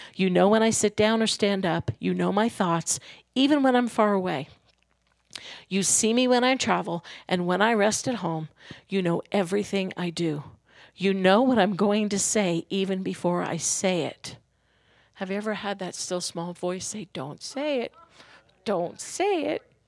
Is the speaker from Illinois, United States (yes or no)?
no; New York, United States; when I was growing up in New York